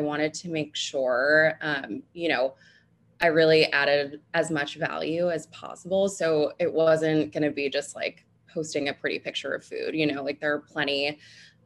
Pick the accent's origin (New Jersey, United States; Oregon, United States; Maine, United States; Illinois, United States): New Jersey, United States; moved away as an adult; now in New York City, United States; I'm originally from New Jersey, so not too far outside of the city